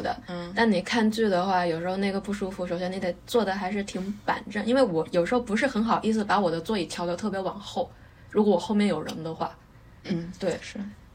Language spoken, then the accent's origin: Chinese; China; moved away as an adult; 然后再飞回我老家